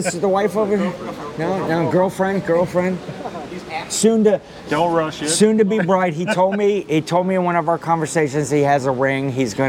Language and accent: English; Ohio, United States; I'm like, cool, I'm from Ohio too, where are you at?